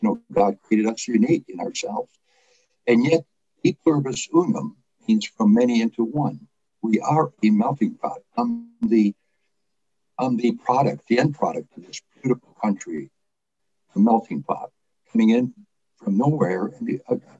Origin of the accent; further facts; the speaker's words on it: Detroit, Michigan, United States; also born or lived in Lithuania; I came in from Detroit, I was raised in Detroit, integrated